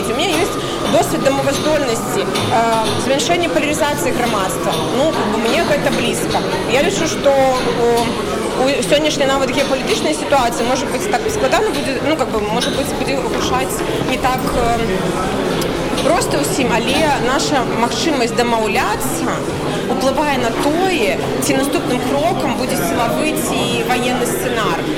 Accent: Belarus; Как бы белорусы – миролюбивая нация.

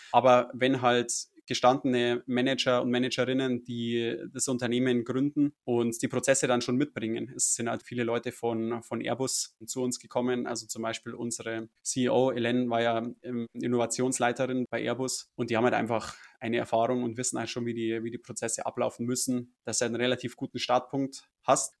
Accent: Munich, Bavaria, Germany; Ich bin aus München

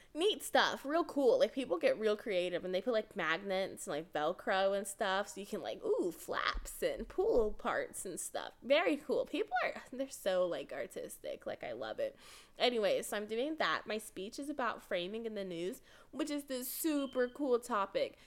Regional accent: Texas, United States; I'm from Texas, so our state's in El Paso.

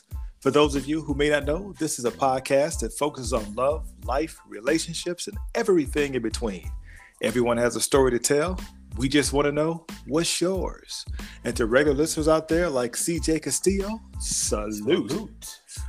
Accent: Chicago, Illinois, United States; I was born in Chicago.

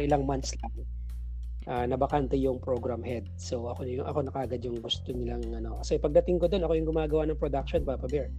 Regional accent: Lucena, Calabarzon, Philippines; moved away; also born or lived in Manila; nasanay tayo ng may maayos na sweldo sa Manila and then bumalik ako na Lucena

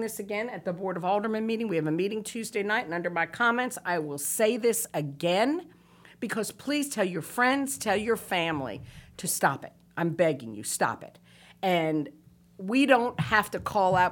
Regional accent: New Bern, North Carolina, United States; I'm from New Bern

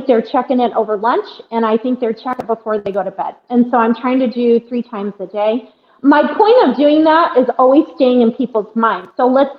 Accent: Iowa, United States; born or raised there

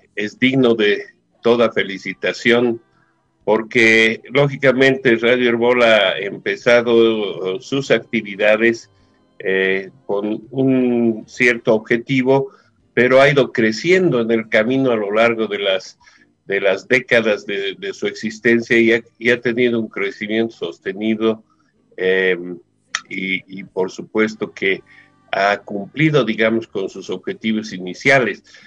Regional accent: Bolivia; nosotros como bolivianos

